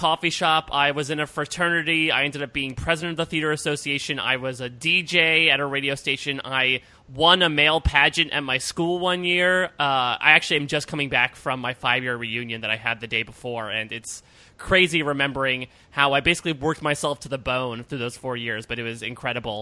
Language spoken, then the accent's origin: English; Norwalk, Connecticut, United States; moved away as an adult; also born or lived in Pennsylvania; I grew up in Norwalk, Connecticut